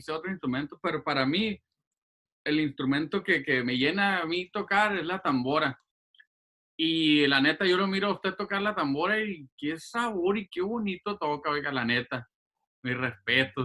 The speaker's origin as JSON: {"language": "Spanish", "town": "Los Angeles", "region": "California", "country": "United States", "tie": "born or raised there", "also_born_or_lived": "Guasave, Sinaloa, Mexico", "said": "yo crecí aquí en Los Ángeles y, y, y, y viví varios tiempos ahí en Guasave"}